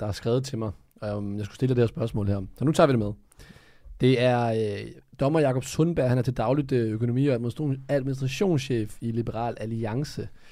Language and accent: Danish; Funen, Southern Denmark, Denmark; moved away as an adult; now in Copenhagen, Denmark; jeg har kun boet i København i fire år, så jeg er stadig, jeg er Fynbo.